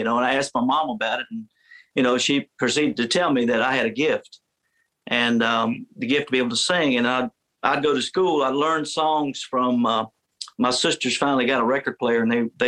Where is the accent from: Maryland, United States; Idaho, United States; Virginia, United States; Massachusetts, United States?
Virginia, United States; I grew up in Virginia